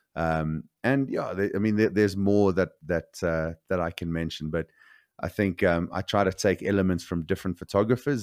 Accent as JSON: {"language": "English", "country": "South Africa", "tie": "born or raised there", "said": "growing up in South Africa"}